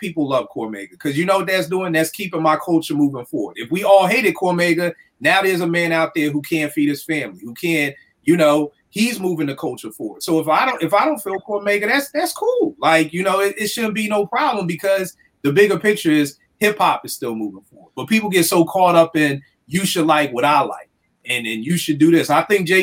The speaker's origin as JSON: {"language": "English", "town": "Philadelphia", "region": "Pennsylvania", "country": "United States", "tie": "born or raised there", "said": "growing up in Philly"}